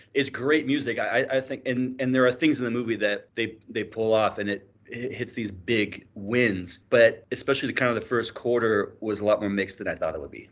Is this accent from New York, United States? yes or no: no; Bakersfield, California, United States; I'm from Bakersfield